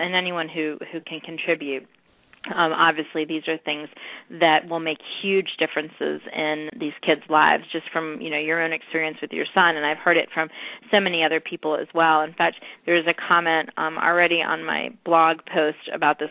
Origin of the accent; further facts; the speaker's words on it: North Carolina, United States; North Carolina, my home state